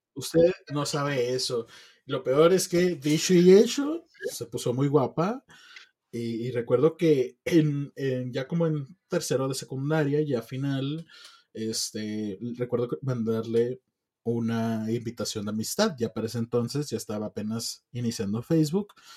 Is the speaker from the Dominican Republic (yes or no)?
no; Mexico; yo como mexicano tengo visa